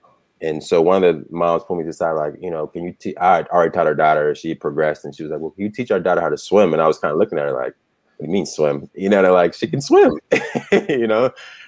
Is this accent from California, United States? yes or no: yes; California, United States; Like, and I'm from Southern California, you know, my high school was probably 25% Black